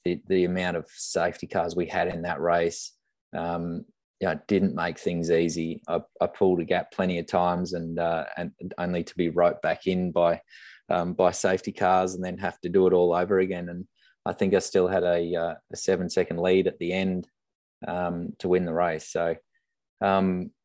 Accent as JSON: {"language": "English", "town": "Brisbane", "region": "Queensland", "country": "Australia", "moved": "yes", "said": "I come from Brisbane, and the family are up in Gold Coast and Brisbane"}